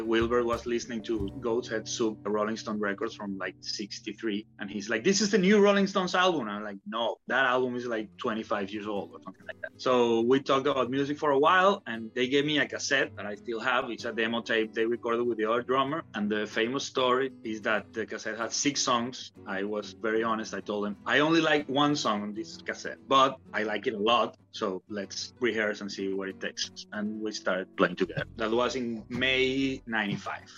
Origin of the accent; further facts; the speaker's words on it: Venezuela; now in Barcelona, Spain; I grew up in Venezuela